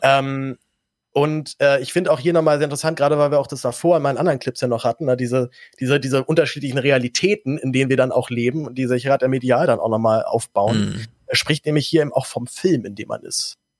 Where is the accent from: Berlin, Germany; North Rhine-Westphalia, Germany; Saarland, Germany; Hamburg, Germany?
Berlin, Germany; auch als Berliner